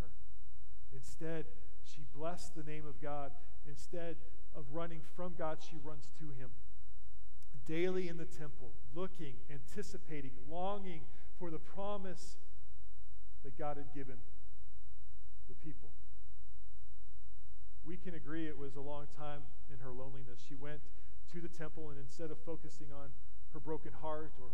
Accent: Wichita, Kansas, United States; I'm from Wichita.

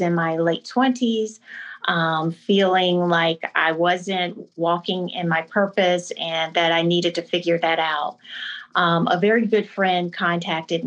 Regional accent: Camden, South Carolina, United States; also born or lived in Trenton, New Jersey / Spartanburg, South Carolina; I was born in Trenton, New Jersey, which is my dad's hometown. And I was raised in Camden, South Carolina, which is my mom's hometown

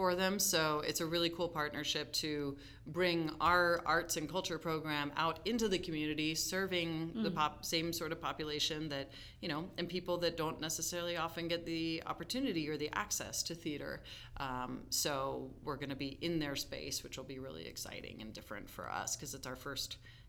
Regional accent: Denver, Colorado, United States; I grew up in Denver going to East High School

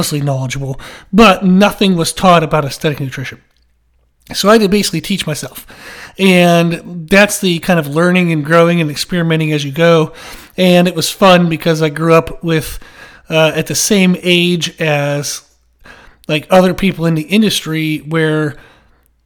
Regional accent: Pennsylvania, United States; now in South Carolina, United States; I grew up in Pennsylvania, and then I moved down to South Carolina, and that's where I live now

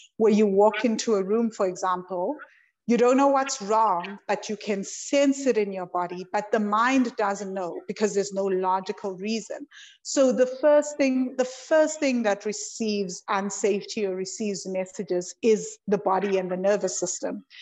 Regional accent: South Africa; I'm South African

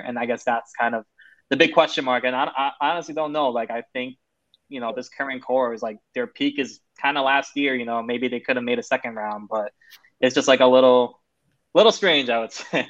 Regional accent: Michigan, United States; I'm from Michigan

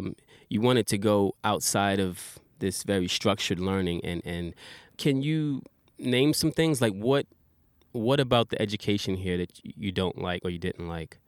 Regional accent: New York City, New York, United States; now in Japan; I'm from New York City

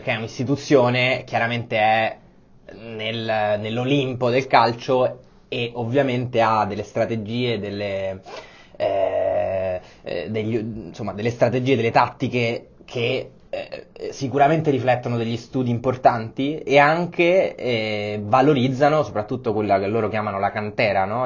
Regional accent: Rome, Lazio, Italy; moved away as an adult; also born or lived in Copenhagen / Paris / Madrid / Berlin; now in Milan, Italy; sono romano come te

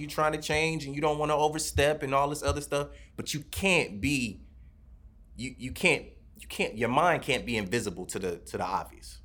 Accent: Detroit, Michigan, United States; moved away; I grew up in Detroit, so I've heard gunshots

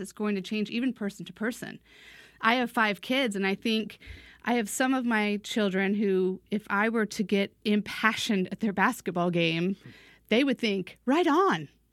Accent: United States; also born or lived in East Asia; as an American

